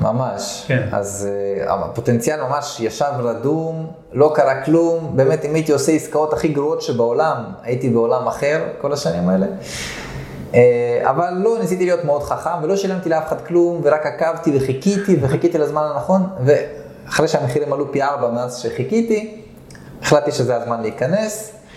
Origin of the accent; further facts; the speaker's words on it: Nof HaGalil, Northern District, Israel; moved away as an adult; now in Herzliya, Israel; אז בגיל שנה עליתי לארץ, לנוף הגליל